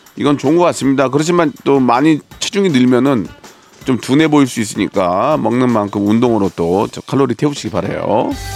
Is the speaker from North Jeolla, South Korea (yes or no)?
yes; Gunsan, North Jeolla, South Korea; moved away; 제 고향이지만 군산 좋아요.